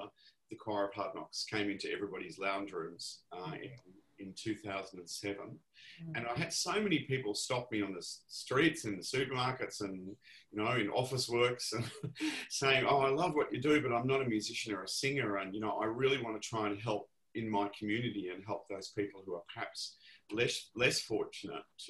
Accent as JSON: {"language": "English", "town": "Melbourne", "region": "Victoria", "country": "Australia", "tie": "born or raised there", "said": "I grew up in Ripon Lee, not far from the ABC television station"}